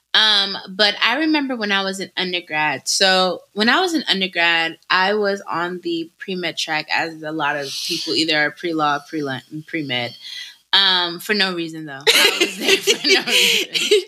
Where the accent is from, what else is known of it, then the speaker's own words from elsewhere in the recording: United States; in my childhood in America